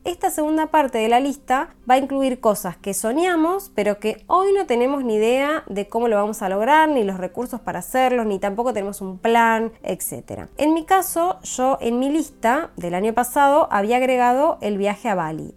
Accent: Argentina; moved away; llegar a mi país con ganas de ver a mi familia

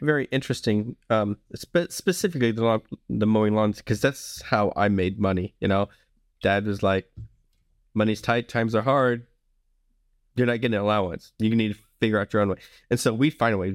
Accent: the South, United States; I grew up in the South, um, where people tend to be friendlier

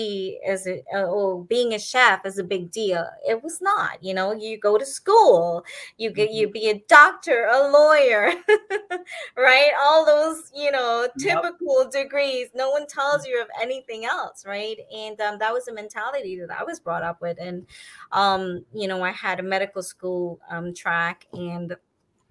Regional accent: Trinidad & Tobago; now in Miami, United States; I am fifth generation Indian from Trinidad.

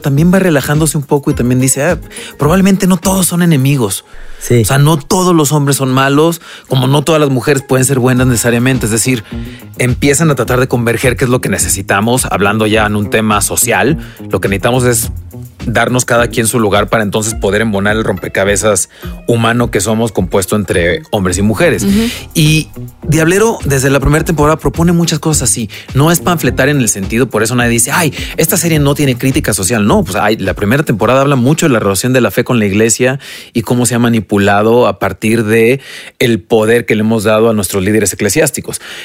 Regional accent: Mexico; como mexicanos

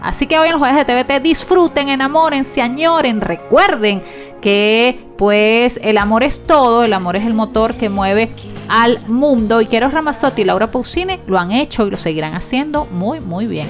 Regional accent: Venezuela; como periodista, como mujer, como venezolana

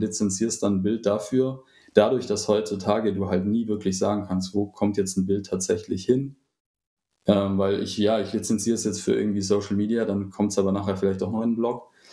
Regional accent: Stuttgart area, Baden-Württemberg, Germany; hier, wo ich herkomme, also so aus dem Raum Stuttgart

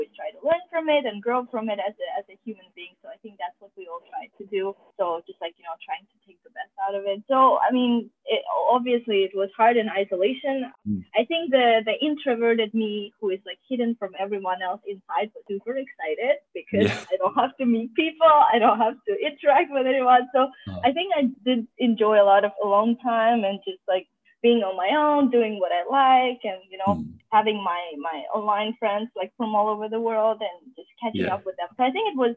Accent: Azerbaijan; now in Rochester, United States; I am originally from Azerbaijan

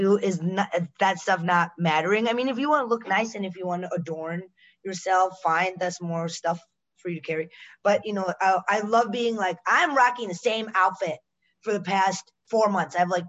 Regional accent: Chicago, Illinois, United States; also born or lived in Pittsburgh; I grew up here, though. I said I was born in Pittsburgh, but I grew up here. Yeah. In the suburbs of Chicago. Okay. You know, I didn't grow up in the city.

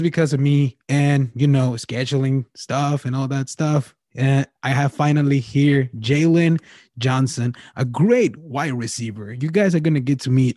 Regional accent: Mexico; I'm from Mexico

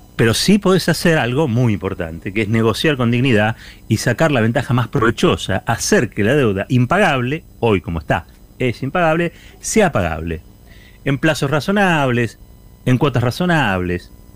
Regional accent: Argentina; somos argentinos, porque somos argentinas

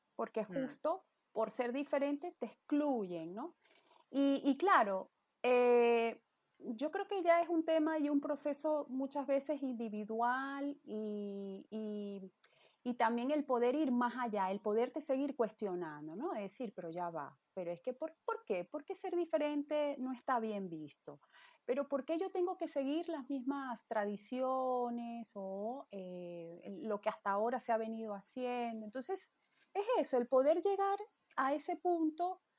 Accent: Venezuela; moved away; nosotros, ¿no? que venimos de Venezuela

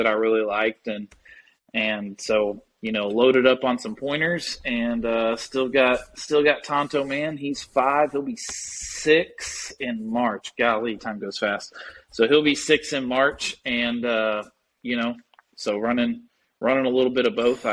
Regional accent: Texas, United States; now in Oklahoma, United States; I currently live in Oklahoma. I am from Texas.

